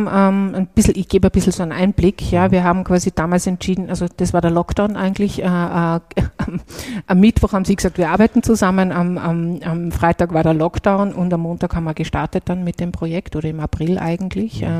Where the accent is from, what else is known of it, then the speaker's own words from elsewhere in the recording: Salzburg, Austria; Den Dialekt hat er noch nicht hundertprozentig abgelegt, was ich sehr persönlich sehr nett finde als {S0} Salzburgerin.